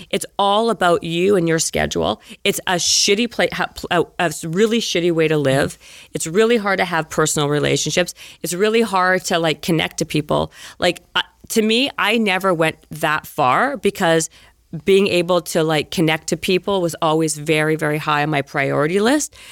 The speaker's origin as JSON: {"language": "English", "town": "Winnipeg", "region": "Manitoba", "country": "Canada", "tie": "born or raised there", "moved": "as an adult", "said": "growing up in Winnipeg. Remember where I grew up?"}